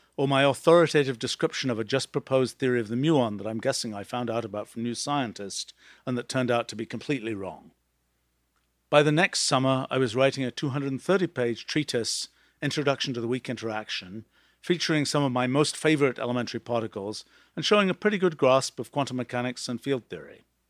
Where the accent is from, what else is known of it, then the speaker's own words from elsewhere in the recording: England, United Kingdom; As a young kid growing up in England in the nineteen sixties